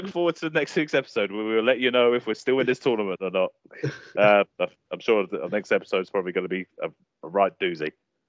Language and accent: English; United Kingdom; It's good to be British.